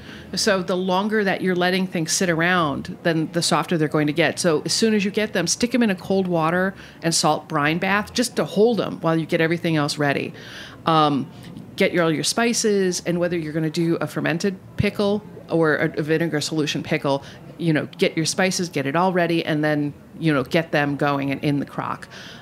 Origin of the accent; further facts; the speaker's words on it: Midwest, United States; I'm from the Midwest, so I'm cheap and cheerful.